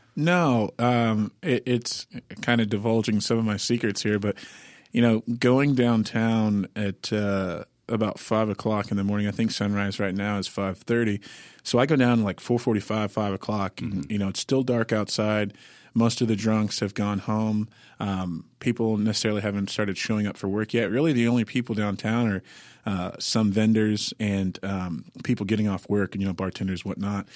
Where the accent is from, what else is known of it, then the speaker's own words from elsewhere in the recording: Sarasota, Florida, United States; now in Nashville, United States; I'm originally from Sarasota, Florida, uh, but uh, I've been here in Nashville 13 years